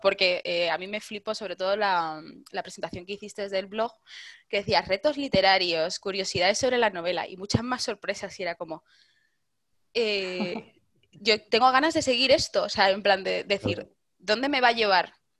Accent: Madrid, Community of Madrid, Spain; como buena madrileña

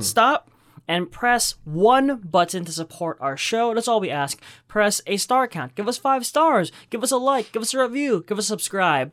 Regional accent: New York City, New York, United States; We're from Brooklyn

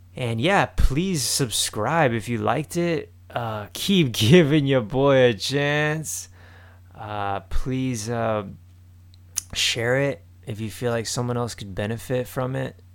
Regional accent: Miami, Florida, United States; I'm just from Miami.

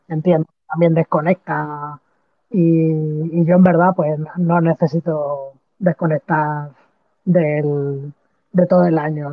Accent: Madrid, Community of Madrid, Spain; Yo que soy de Madrid

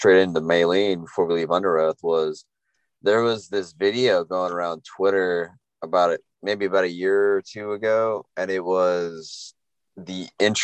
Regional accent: Texas, United States; I'm from Texas

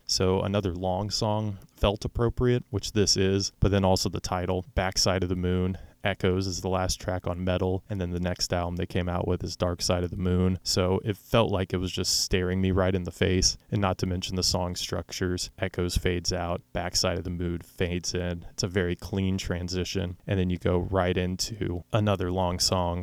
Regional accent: Oklahoma City, Oklahoma, United States; I'm from Oklahoma City

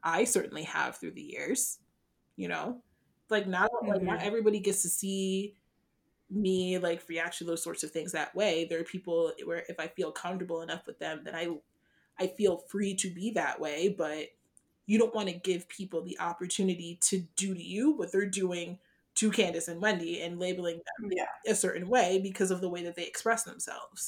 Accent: Ghana; I'm not Nigerian, I'm Ghanaian

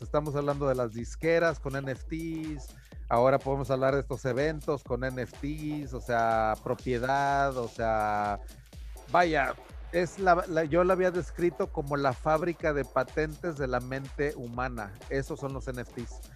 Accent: Taxco, Guerrero, Mexico; moved away; also born or lived in San Antonio, Texas; Tasco de donde soy

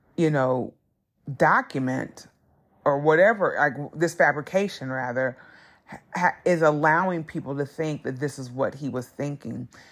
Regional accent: Southern Indiana, United States; growing up in Southern Indiana wasn't easy being a black person

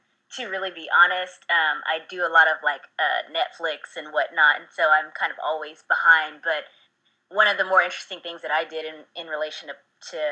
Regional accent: Lemoore, California, United States; moved away as an adult; also born or lived in Japan; now in Los Angeles, United States; I grew up in Lemoore, California, which is about a 3-hour ride away from

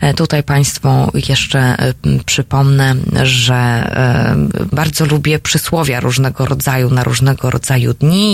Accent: Silesian Voivodeship, Poland; sama jestem z Górnego Śląska

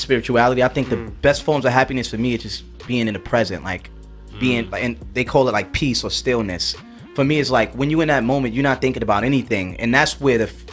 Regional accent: New York, United States; I'm from New York

